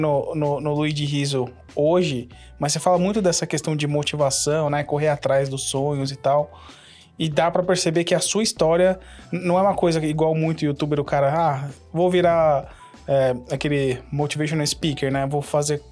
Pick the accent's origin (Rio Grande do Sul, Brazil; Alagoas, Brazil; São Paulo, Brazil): São Paulo, Brazil; now in United States; Eu sou do Jabaquara